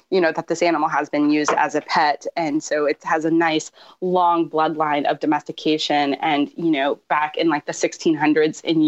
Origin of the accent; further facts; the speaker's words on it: Georgia, United States; now in California, United States; I grew up in Georgia where they're legal pets